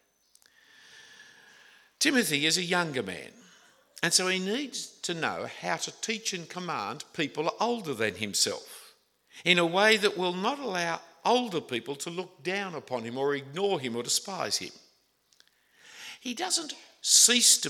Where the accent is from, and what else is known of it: Australia